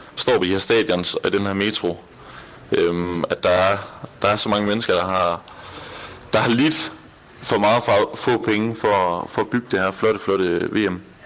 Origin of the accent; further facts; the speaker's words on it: Denmark; moved away as an adult; now in Doha, Qatar; nu kommer vi selvfølgelig fra Danmark af